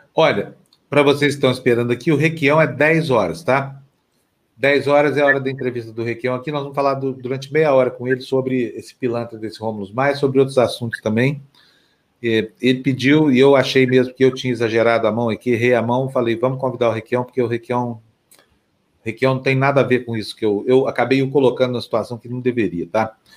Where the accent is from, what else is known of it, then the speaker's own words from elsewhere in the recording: Triângulo Mineiro, Minas Gerais, Brazil; Tem a ala goiana, que é o Triângulo Mineiro, minha região